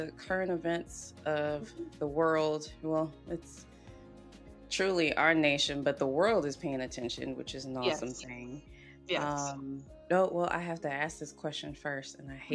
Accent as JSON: {"language": "English", "region": "South Carolina", "country": "United States", "tie": "born or raised there", "said": "growing up, I grew up in South Carolina"}